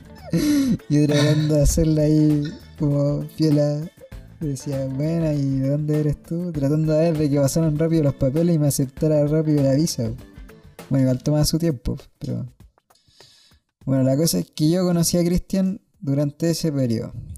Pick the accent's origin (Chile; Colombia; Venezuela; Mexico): Chile; Santiago, Santiago Metropolitan Region; Soy de Peñalolén